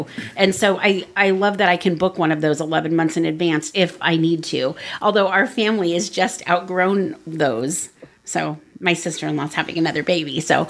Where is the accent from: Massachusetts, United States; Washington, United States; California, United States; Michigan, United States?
Washington, United States; Seattle; I'm from Seattle, so I guess that's why it feels like home to me.